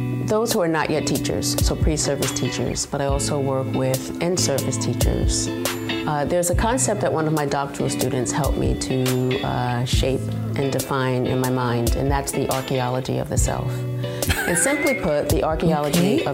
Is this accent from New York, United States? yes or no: yes; New York City, New York, United States; I was born in the Bronx